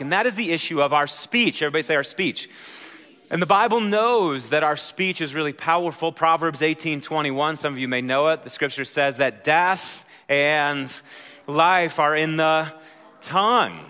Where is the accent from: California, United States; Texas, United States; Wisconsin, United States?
Wisconsin, United States; moved away; I'm from Wisconsin, so that's how we handle those vowels